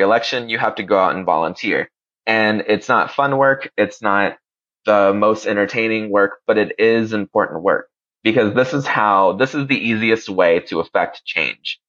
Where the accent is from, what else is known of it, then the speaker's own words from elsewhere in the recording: Puerto Rico; moved away; also born or lived in Honduras; I lived in Puerto Rico and I'm from Puerto Rico and that I also lived in and love Honduras